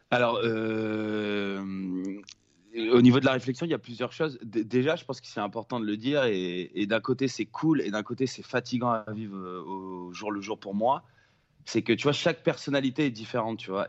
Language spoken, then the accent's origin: French; Nice, Provence-Alpes-Côte d'Azur, France; moved away; rentrer à Nice, là d'où je viens, là où je suis né